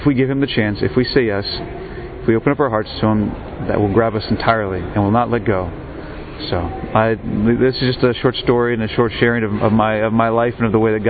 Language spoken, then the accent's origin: English; United States; I'm an American seminarian, a deacon actually